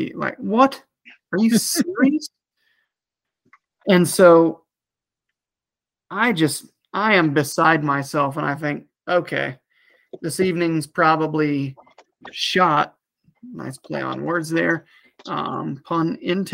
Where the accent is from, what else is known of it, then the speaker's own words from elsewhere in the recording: Ohio, United States; I am tagged out in Ohio, which is my home state